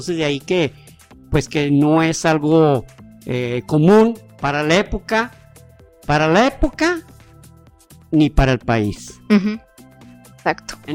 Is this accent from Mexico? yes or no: yes; Mexico; Pues como mexicano y como personaje que Dicho sea de paso, todos los países deseamos tener un personaje que muestre una calidad humana